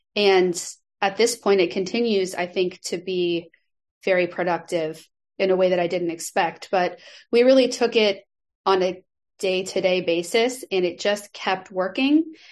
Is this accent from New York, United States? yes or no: no; Nebraska, United States; moved away as an adult; also born or lived in Chicago; I am from Nebraska, and I lived in Chicago for many years when I was growing up here in Nebraska